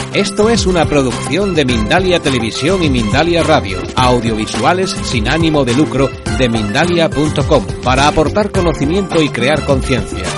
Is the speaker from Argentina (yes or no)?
yes; Argentina; moved away; vengo de la Argentina